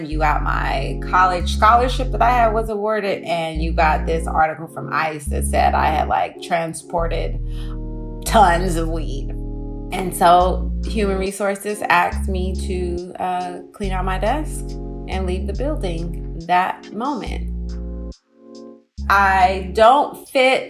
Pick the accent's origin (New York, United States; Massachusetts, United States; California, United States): California, United States; Oakland; So I'm from Oakland